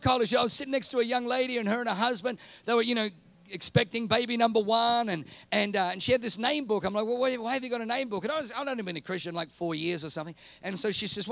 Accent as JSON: {"language": "English", "country": "Australia", "tie": "born or raised there", "also_born_or_lived": "Germany", "moved": "as an adult", "lives_now": "New Zealand", "said": "I grew up in Australia"}